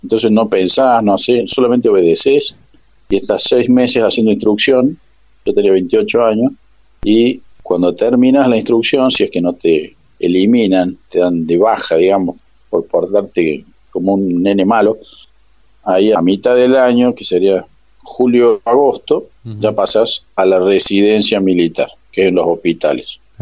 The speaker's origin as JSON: {"language": "Spanish", "region": "Córdoba", "country": "Argentina", "said": "yo soy cordobés"}